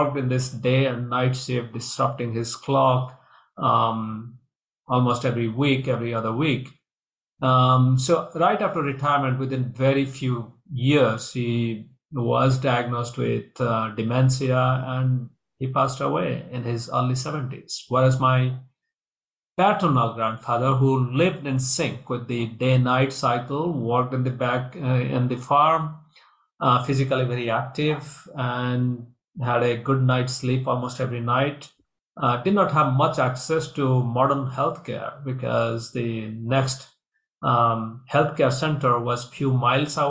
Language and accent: English; India; moved away; I grew up in India